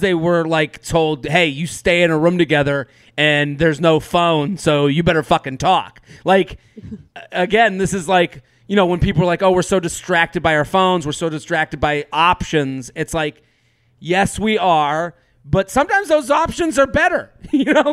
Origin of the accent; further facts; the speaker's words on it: outside of Boston, Massachusetts, United States; growing up outside of Boston